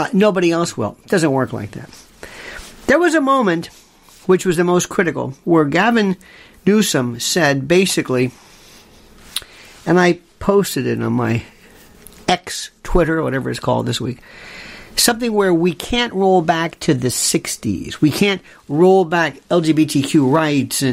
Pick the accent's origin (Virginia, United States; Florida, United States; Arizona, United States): Florida, United States; my home state